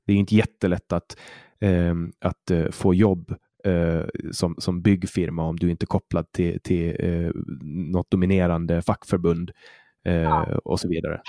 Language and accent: Swedish; Åland Islands; jag är född och uppvuxen på Åland